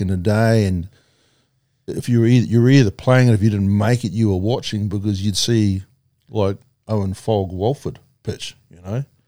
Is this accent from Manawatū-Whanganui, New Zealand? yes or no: yes; Palmerston North, Manawatū-Whanganui, New Zealand; also born or lived in Singapore / Whakatane; born in Palmerston North, um, lived in Linton Camp